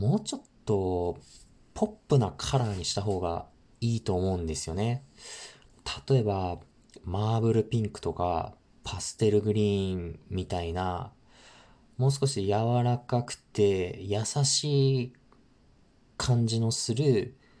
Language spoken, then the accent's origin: Japanese; northern Japan, Japan; 僕、生まれも育ちも北国なので